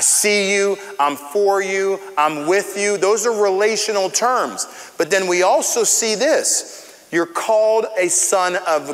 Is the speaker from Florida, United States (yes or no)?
yes; Tampa, Florida, United States; I grew up here in Florida, in Central Florida, in Tampa